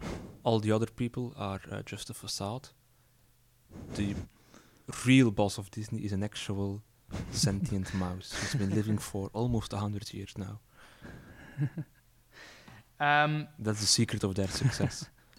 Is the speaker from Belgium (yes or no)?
yes; Belgium; English is a second language; Not that we Belgians are any better.